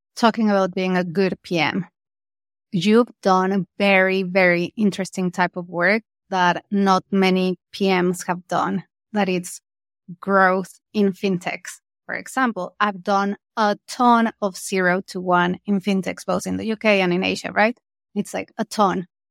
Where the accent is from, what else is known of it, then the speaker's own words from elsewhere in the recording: Mexico; I'm from Mexico